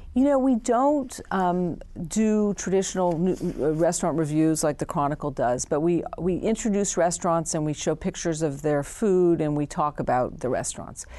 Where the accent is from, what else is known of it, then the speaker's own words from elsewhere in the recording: San Francisco, California, United States; I was born and raised in San Francisco